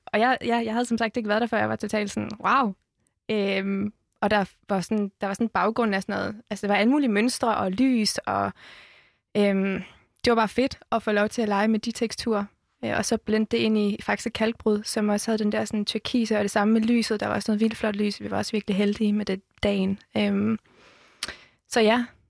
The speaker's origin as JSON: {"language": "Danish", "region": "Jutland", "country": "Denmark", "said": "Jeg er fra Jylland"}